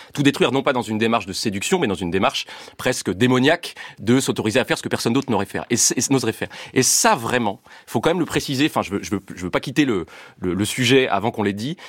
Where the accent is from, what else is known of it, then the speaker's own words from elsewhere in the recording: France; je suis français